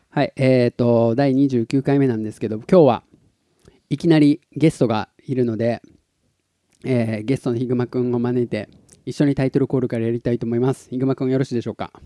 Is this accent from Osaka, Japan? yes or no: no; Tottori, Japan; moved away; also born or lived in Kansai; 鳥取生まれ